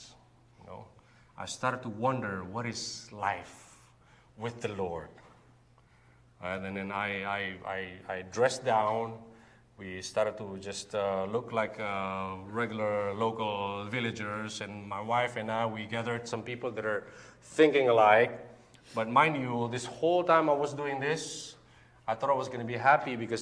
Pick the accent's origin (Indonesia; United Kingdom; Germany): Indonesia; We're Indonesian, by the way. We're not American